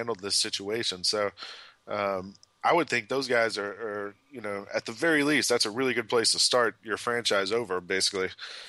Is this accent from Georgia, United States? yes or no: yes; Atlanta, Georgia, United States; moved away; I'm from Atlanta originally.